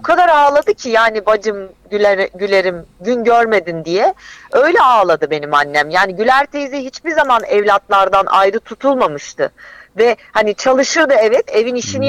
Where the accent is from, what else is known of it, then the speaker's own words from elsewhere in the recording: Gaziantep, Turkey; moved away; benim Antep'ten zaten çıkışım, kaçışım, oradan uzaklaşmak istemem, orada yaşamak istememem